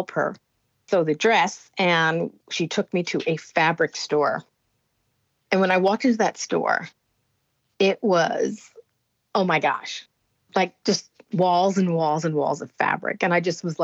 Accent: Allendale, New Jersey, United States; also born or lived in Bronx, New York; we moved to a small town in New Jersey called Allendale. It's in northern Jersey. And that's where I basically was raised all the way through my young adulthood.

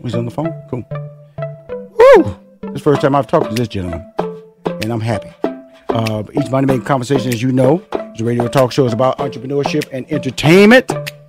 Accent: Houston, Texas, United States; I was born and raised in Houston, Texas. That's where I'm from.

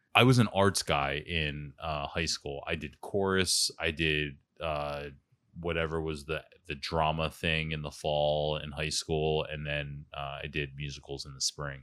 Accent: Philadelphia, Pennsylvania, United States; accent: Philly; moved away as an adult; also born or lived in Stamford, Connecticut; it took a month for people to hook onto my accent. I never realized how Philly I was

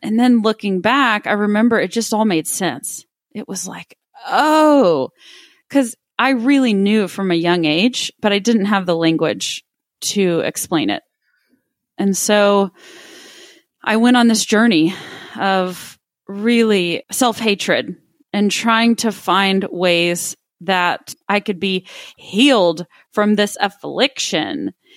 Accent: Midland, Texas, United States; also born or lived in Austin, Texas; growing up in Midland, Texas, where I, I was born and raised, lived there until I was seventeen years old

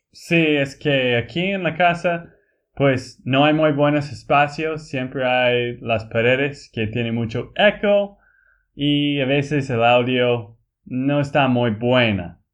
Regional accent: Texas, United States; Spanish is a second language; moved away as an adult; also born or lived in Bolivia; now in Colombia; de Texas, Estados Unidos

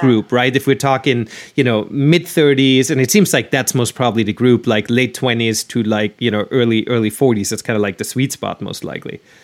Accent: Austria; now in United States; I'm originally from Austria

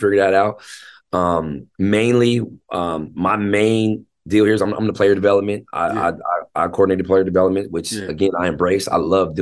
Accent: Tacoma, Washington, United States; also born or lived in Seattle / Federal Way; I was actually born in Seattle. I was born at University of Washington Hospital. But then I was raised in Tacoma

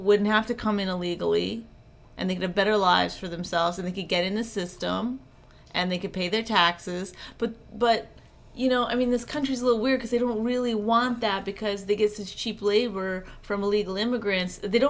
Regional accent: Canada; because I'm Canadian and I had to do okay.

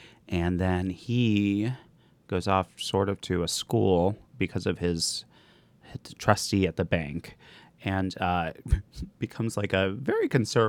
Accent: Binghamton, New York, United States; moved away; I grew up in Binghamton, New York.

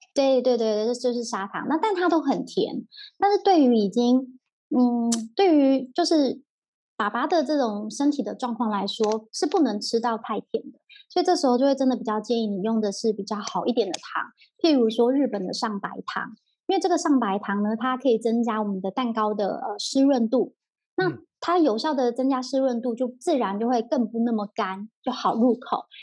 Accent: Taiwan; 我们台湾人就真的没吃那么甜啦

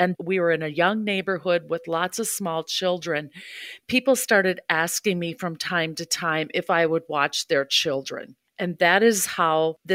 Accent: Hudson, Wisconsin, United States; moved away as an adult; also born or lived in St. Paul area / Ohio / Waunakee, Wisconsin; I grew up in Hudson, Wisconsin

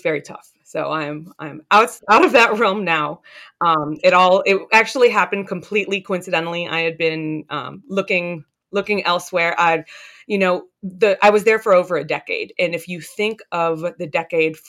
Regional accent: Northern Virginia, United States; also born or lived in Boston; I grew up in Northern Virginia

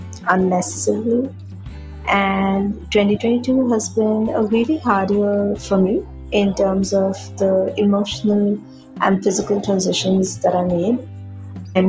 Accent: India; from India.

